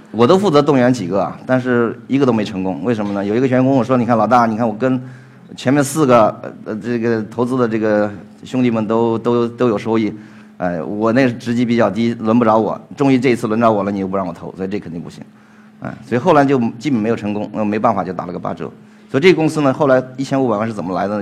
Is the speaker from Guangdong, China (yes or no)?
yes; Guangzhou, Guangdong, China; 因为我是广州的